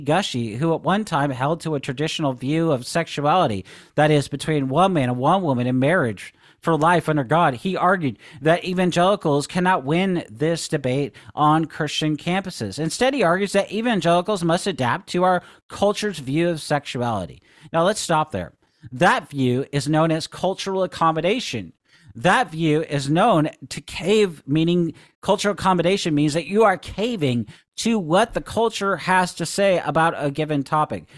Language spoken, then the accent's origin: English; Seattle, Washington, United States; growing up in Seattle